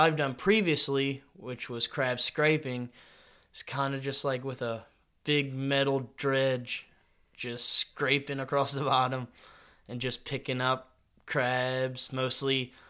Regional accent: Tangier, Virginia, United States; growing up on Tangier, I honestly couldn't have asked for a better place to grow up. I love Tangier.

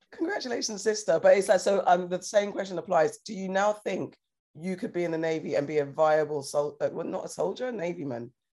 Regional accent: United Kingdom; we say shops in the UK

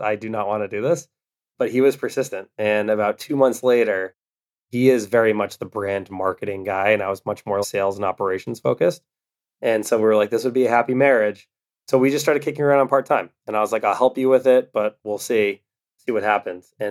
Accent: Westwood, Massachusetts, United States; Manny's from Wellesley, I'm from Westwood. So we grew up 15 minutes apart

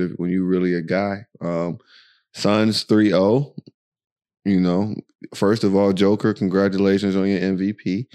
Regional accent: United States; accent: American; moved away as an adult; now in Dubai, United Arab Emirates; you can tell by our accent and all this other stuff that we are American

